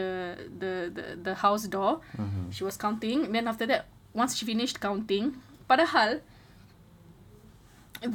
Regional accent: Singapore; I grew up in Yishun

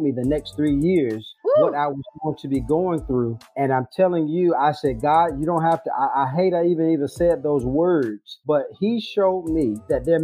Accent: Washington, District of Columbia, United States; moved away as an adult; now in Rocky Mount, United States; I'm from Washington, D.C. I currently live now, though, in Rocky Mount, North Carolina

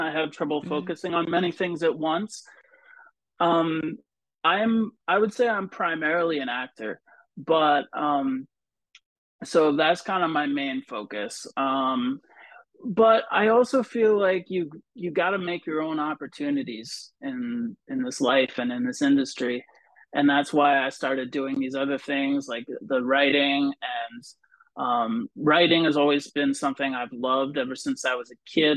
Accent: Vermont, United States; moved away; also born or lived in New Jersey; I grew up in a kind of a small town in Vermont

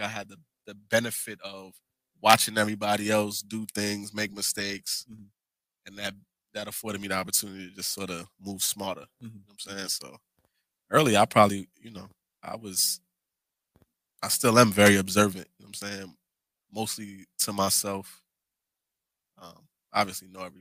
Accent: New York City, New York, United States; I grew up in the 40 my whole life.

